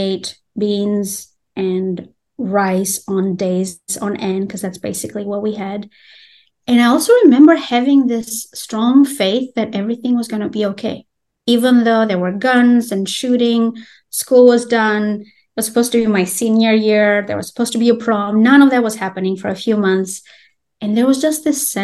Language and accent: English; Albania; English is a second language; moved away as an adult; also born or lived in Greece / Tennessee, United States; I'm originally from Albania